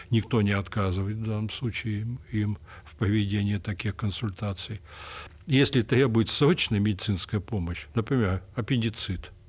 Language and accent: Russian; Kemerovo, Kemerovo Oblast, Russia; что я родом из Кемерово, да.